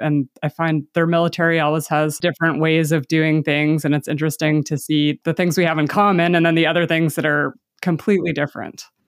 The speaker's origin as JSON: {"language": "English", "country": "Canada", "said": "I'm Canadian"}